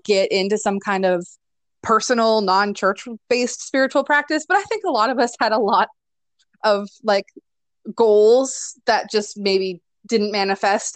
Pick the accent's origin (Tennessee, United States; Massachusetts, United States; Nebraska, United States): Nebraska, United States; moved away as an adult; also born or lived in Michigan; now in Louisville, United States; I am originally from Nebraska, but went to school in Michigan and then ran away from Nebraska and then went back to Nebraska